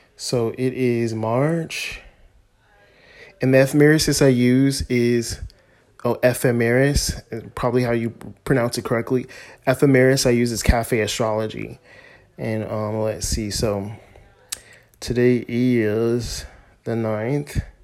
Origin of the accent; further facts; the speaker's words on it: United States; we as Americans, myself a, as an American